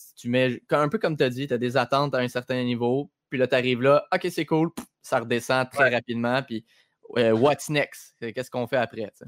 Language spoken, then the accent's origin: French; Quebec, Canada